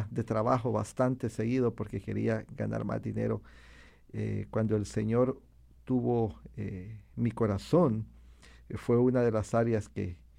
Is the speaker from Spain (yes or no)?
no; Colombia; moved away as an adult; now in Houston, United States; soy de Colombia